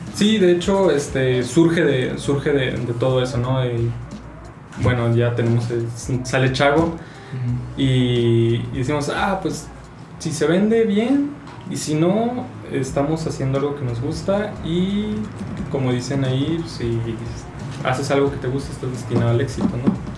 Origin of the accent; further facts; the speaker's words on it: Chihuahua, Mexico; moved away as an adult; now in Mexico City, Mexico; soy de Chihuahua, tengo 25 años